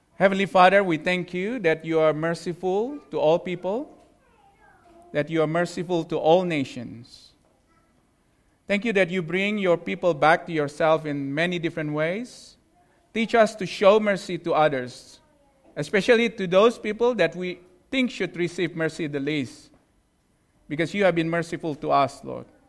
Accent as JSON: {"language": "English", "country": "Indonesia", "moved": "yes", "said": "I'm from Indonesia"}